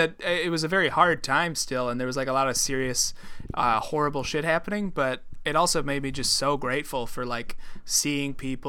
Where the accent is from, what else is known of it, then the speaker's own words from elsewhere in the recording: Midwest, United States; listen, I'm from the Midwest, but they're not the same.